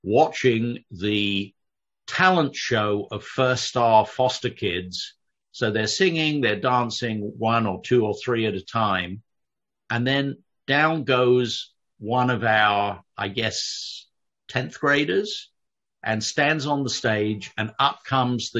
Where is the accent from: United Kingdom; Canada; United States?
United Kingdom; London; I grew up in London